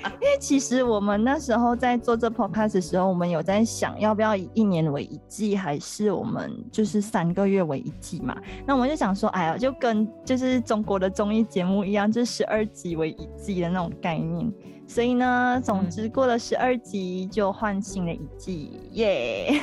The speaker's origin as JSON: {"language": "Chinese", "country": "Malaysia", "said": "我们是马来西亚人嘛，就一年四季嗯。都是夏天"}